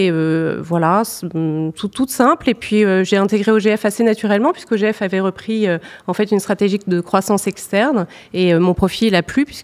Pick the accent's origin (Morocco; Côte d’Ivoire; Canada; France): France; Béthune, Hauts-de-France; also born or lived in Lille; Alors, je suis originaire, euh, enfin, je suis née à Béthune. J'ai vécu beaucoup euh, dans la banlieue lilloise.